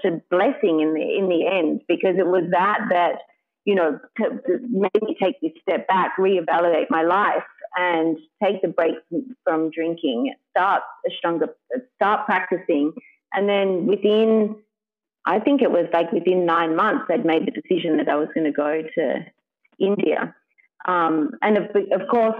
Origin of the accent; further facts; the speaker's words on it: Sydney, New South Wales, Australia; I'm from Sydney